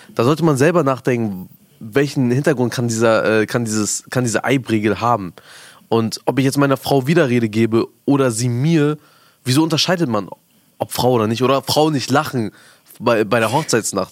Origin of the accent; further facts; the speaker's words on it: Afghanistan; moved away; ich komme ja aus Afghanistan